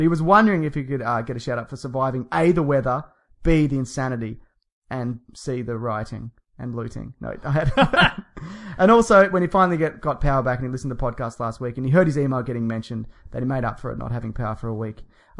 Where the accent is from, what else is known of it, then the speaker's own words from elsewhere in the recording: United Kingdom; Yeah. Well, we're British, aren't we?